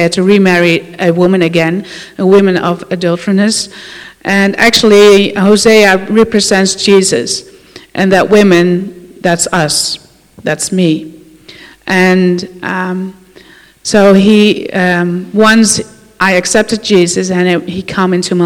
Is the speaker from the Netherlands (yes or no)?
yes; Netherlands; I'm from the Netherlands, and I grew up in a Christian family